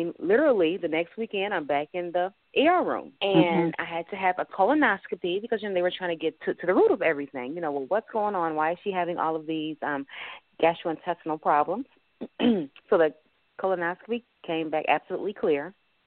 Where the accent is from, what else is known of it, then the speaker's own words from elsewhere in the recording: Detroit, Michigan, United States; I grew up in Linwood and Davidson.